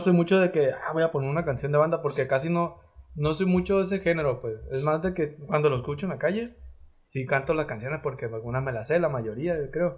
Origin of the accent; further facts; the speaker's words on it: Sinaloa, Mexico; soy de Sinaloa